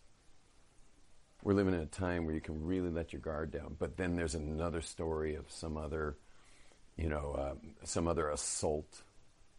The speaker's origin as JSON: {"language": "English", "region": "California", "country": "United States", "said": "I'm from California."}